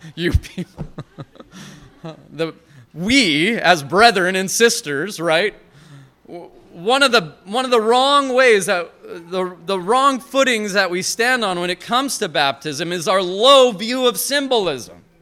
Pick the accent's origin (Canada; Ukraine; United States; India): United States; Montana; moved away; I'm from Montana originally